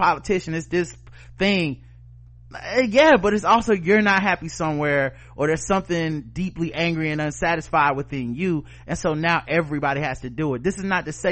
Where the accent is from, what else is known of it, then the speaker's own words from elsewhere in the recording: Charlotte, North Carolina, United States; my hometown, Charlotte, North Carolina